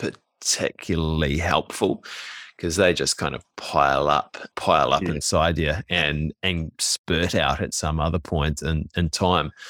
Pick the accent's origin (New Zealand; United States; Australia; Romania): New Zealand; young Kiwi males, and I don't know if this is different now, but like we we grew up, we're kind of in our mid to late thirties.